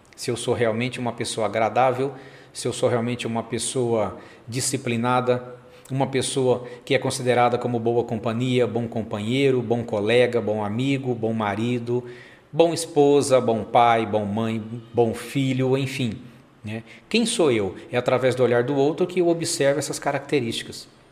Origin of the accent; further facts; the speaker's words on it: São José do Rio Preto, São Paulo, Brazil; eu que sou aqui de São José do Rio Preto, interior de São Paulo